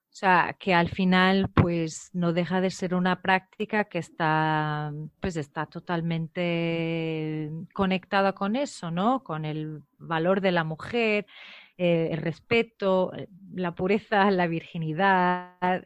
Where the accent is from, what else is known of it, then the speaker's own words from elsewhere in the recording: Portugal; moved away; also born or lived in Guinea-Bissau; soy portuguesa